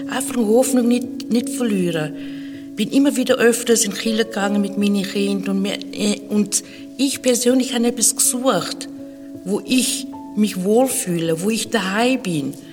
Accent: Zimbabwe; German is a second language; now in Switzerland; Ich bin aufgewachsen in Afrika, in Zimbabwe, seit einigen Jahren schon in der Schweiz.

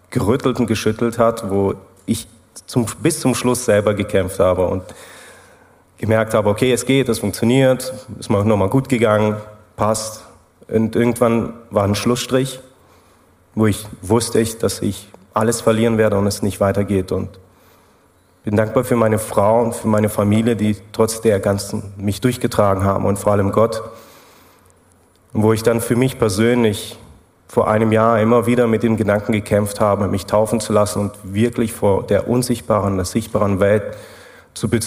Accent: Germany; moved away as an adult; now in Switzerland; Ja, also man hört es ja raus, ich komme aus Deutschland. Ich habe eine Schweizerin geheiratet und das war der Punkt, wo wir dann in die Schweiz gezogen sind.

